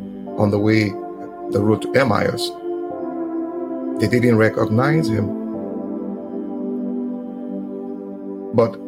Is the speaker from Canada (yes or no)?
no; Nigeria; I'm a Nigerian.